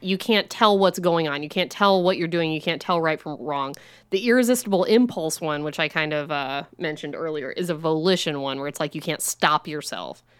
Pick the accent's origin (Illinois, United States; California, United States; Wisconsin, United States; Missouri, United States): Illinois, United States; we grew up in Illinois